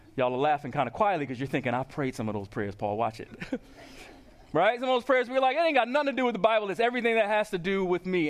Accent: Long Island, New York, United States; moved away; my hometown of Long Island

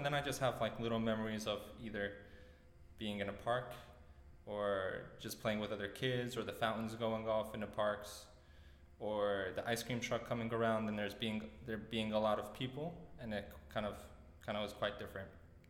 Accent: Long Island, New York, United States; also born or lived in Poland / Greenpoint, Brooklyn; So we stayed in Greenpoint for maybe 2 years or so. So I started kindergarten and then a couple grades up before moving to Long Island. But when I moved to Long Island, away from Greenpoint

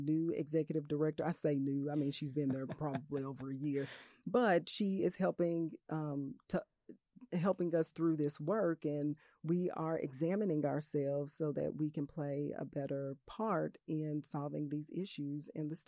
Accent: Little Rock, Arkansas, United States; For my home state, for my way, home right? city. I am Arkansas yeah. and I am Little Rock.

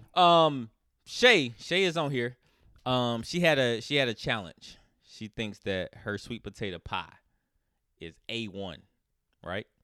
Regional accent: United States; I'm, I'm American

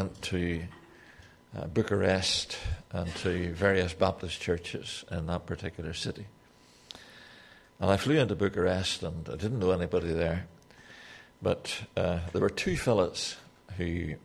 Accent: Newtownards, Northern Ireland, United Kingdom; I'm from Newtownards in Northern Ireland.

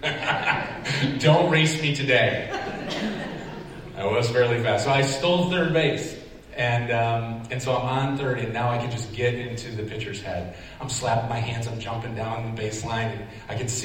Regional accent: Syracuse, New York, United States; I grew up in the Syracuse area

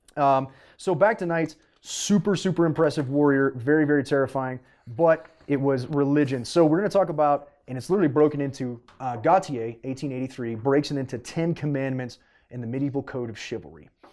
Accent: Canada; moved away; I'm originally Canadian.

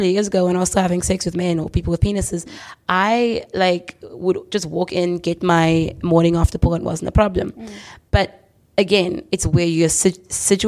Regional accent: South Africa; I'm from South Africa.

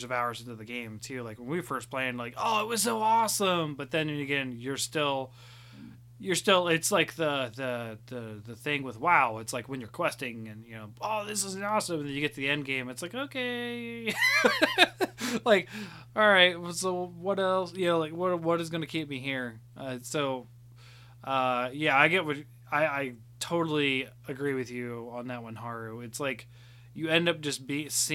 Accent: Chillicothe, Ohio, United States; moved away; I've moved, you know, back to my hometown

